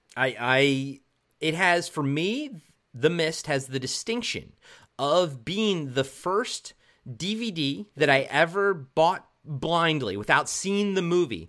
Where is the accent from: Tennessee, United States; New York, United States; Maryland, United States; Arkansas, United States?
Maryland, United States; moved away; also born or lived in Towson, Maryland / White Marsh, Maryland; I'm from Maryland